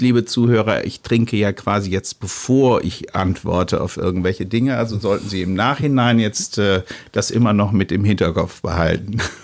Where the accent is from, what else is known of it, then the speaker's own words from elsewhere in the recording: near Mainz, Rhineland-Palatinate, Germany; Ich komme ja aus der Region, ich komme aus der Nähe von Mainz